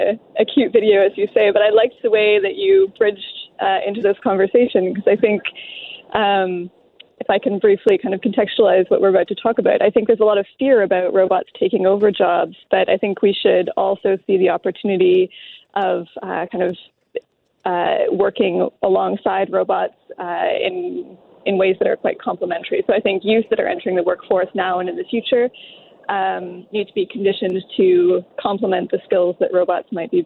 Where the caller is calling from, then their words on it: Ottawa, Ontario, Canada; I'm joining you from Ottawa.